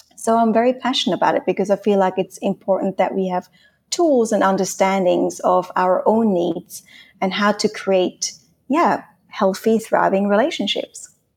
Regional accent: Switzerland; first language Swiss German; English is a second language; moved away as an adult; also born or lived in Australia / Hong Kong; now in Spain; I'm Swiss. I'm from Switzerland. I grew up in Switzerland till I stayed there till I was nineteen

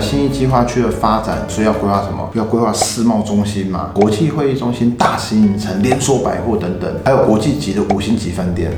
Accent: Taipei, Taiwan; 从小在那边混到大了

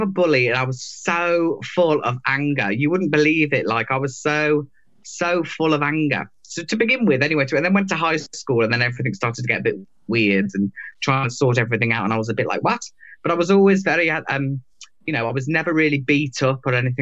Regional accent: England, United Kingdom; the UK I knew growing up

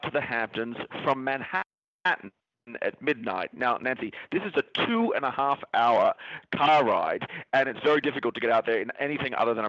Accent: Australia; moved away; we go back to my home country of Australia

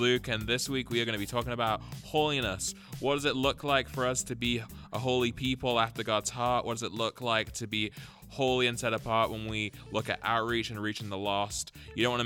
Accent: England, United Kingdom; now in United States; I'm English, so that's... And they came to visit my hometown in England

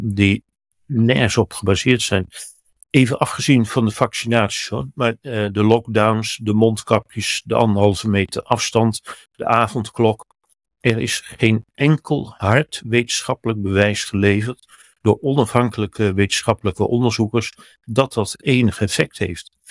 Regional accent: Netherlands; bij ons in Den Haag

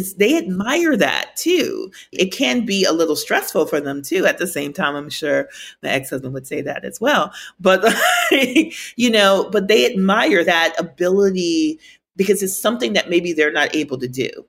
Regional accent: Minnesota, United States; Growing up in Minnesota

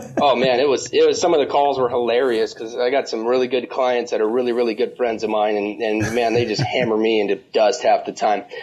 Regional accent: Las Vegas, Nevada, United States; I'm actually born and raised in Las Vegas.

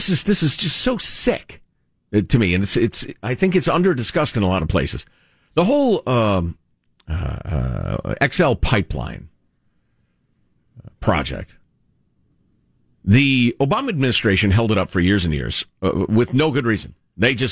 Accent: Upper Midwest, United States; moved away; I grew up in the upper Midwest

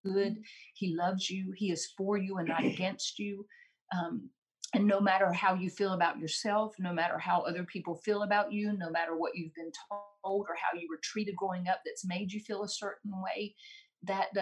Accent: Randleman, North Carolina, United States; I grew up in Randleman, which is the hometown of Richard Petty

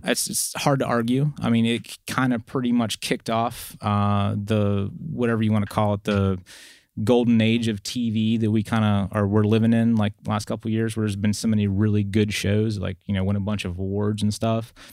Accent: eastern Ohio, United States; moved away; also born or lived in West Virginia; I grew up on the very, uh, eastern side of Ohio.

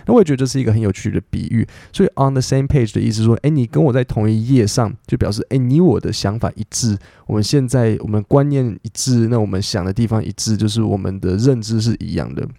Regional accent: Taiwan; 身为台湾人

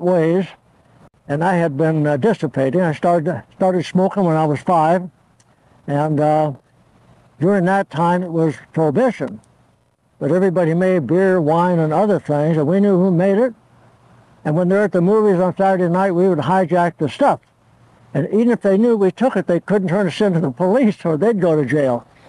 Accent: Torrance, California, United States; English is a second language; also born or lived in Olean, New York; I was born January 26, 1917 in Olean, New York. I moved to California for my health. I had pneumonia. and um, so ever since I was two years old, I lived in uh, Torrance, California, just south of LA, about 20 miles

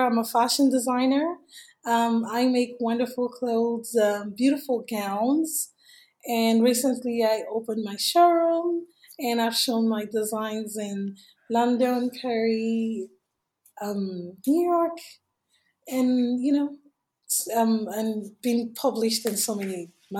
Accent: Nigeria; English is a second language; moved away as an adult; now in United States; I came here from Nigeria in 2011, and I didn't have any family here. I didn't know anybody here.

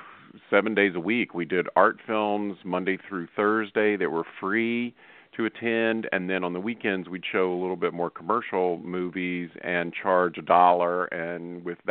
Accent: Asheville, North Carolina, United States; I was born in Asheville, North Carolina. My dad owned movie theaters in the Carolinas, and so I grew up with movie theaters being my playground

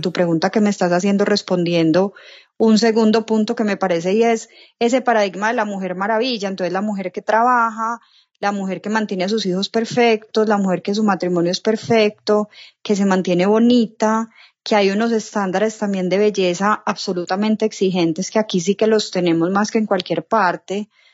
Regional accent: Medellín, Antioquia, Colombia; soy de Medellín, Colombia

